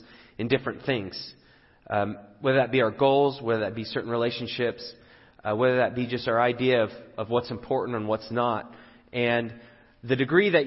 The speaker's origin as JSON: {"language": "English", "region": "England", "country": "United Kingdom", "moved": "yes", "said": "I'm from England"}